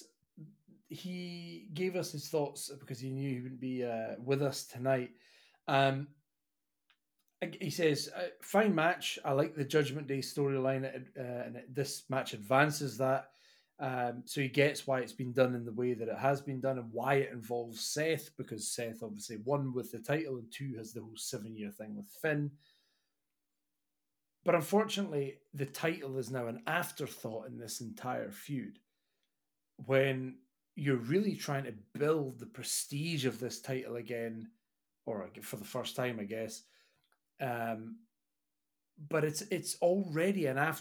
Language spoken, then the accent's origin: English; Scotland, United Kingdom; I'm Scottish